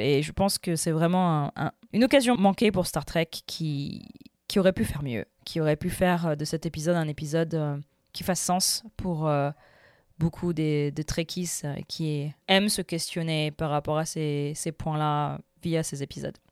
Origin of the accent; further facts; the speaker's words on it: France; j'ai grandi en France, ma mère est française